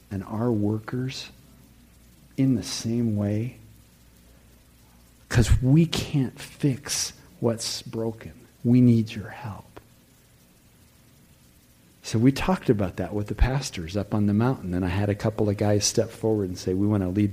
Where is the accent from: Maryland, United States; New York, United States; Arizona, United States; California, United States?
Arizona, United States; Tucson; having been born and growing up in Tucson